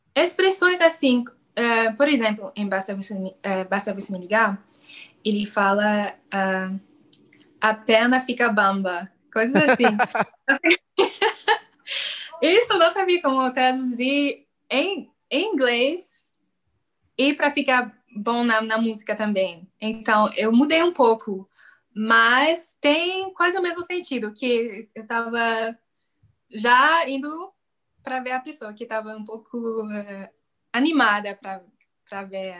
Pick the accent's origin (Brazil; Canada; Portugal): Canada; Portuguese is a second language; eu sou canadense, eu falo inglês e francês